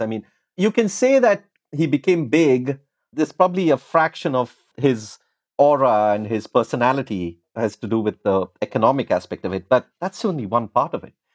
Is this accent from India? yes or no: yes; India; when I was growing up in India